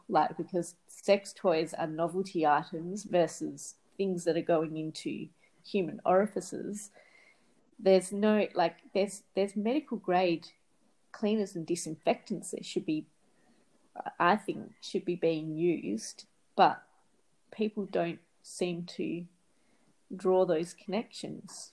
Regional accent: Australia; I grew up in Australia

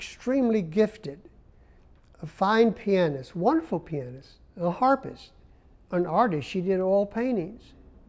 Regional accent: Memphis, Tennessee, United States; moved away; also born or lived in Arizona / Columbia, South Carolina; I was from Memphis, Tennessee

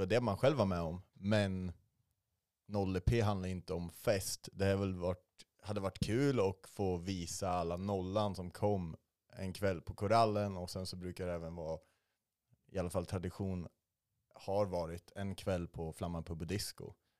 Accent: Arboga, Västmanland, Sweden; moved away; Jag är från Arboga, alldeles norr om Hjälma

